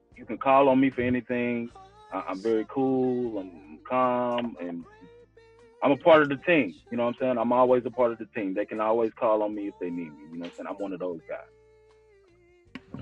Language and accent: English; Houston, Texas, United States; I grew up in Houston, Texas